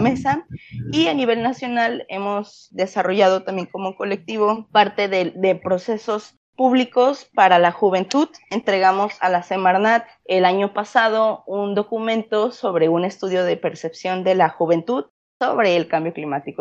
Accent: Colima, Mexico; soy de una ciudad que se llama Colima y es chiquito, chiquito, es el segundo estado más chiquito de todo el país, de México

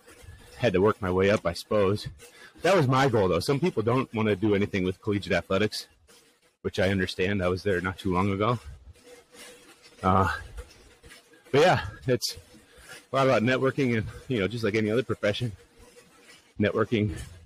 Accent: Minnesota, United States; Yeah, born and raised in Minnesota, just west of the Twin Cities area. Grew up a lifelong Minnesota sports fans, except for the Vikings.

